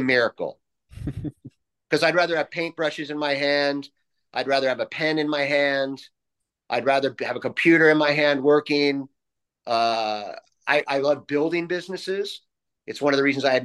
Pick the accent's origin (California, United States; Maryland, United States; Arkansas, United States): California, United States; San Juan Capistrano; I was raised in San Juan Capistrano